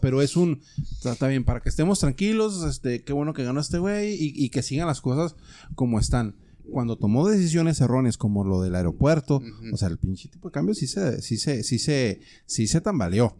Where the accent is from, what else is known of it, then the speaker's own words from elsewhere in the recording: Sonora, Mexico; now in Mexicali, Mexico; soy de Sonora. Llegué aquí en 1995, en enero.